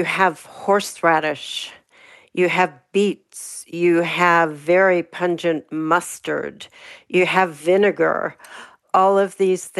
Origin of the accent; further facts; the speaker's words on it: Pittsburgh, Pennsylvania, United States; I grew up in Pittsburgh